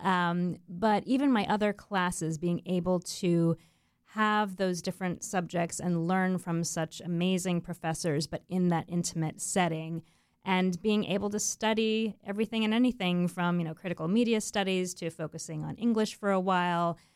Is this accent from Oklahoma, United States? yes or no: no; Melbourne Beach, Florida, United States; I grew up in Melbourne Beach on the east coast of Florida